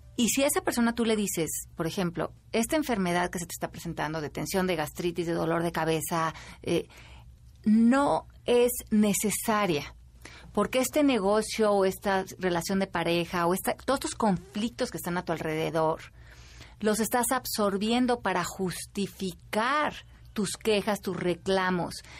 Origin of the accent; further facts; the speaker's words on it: Mexico; como mexicanos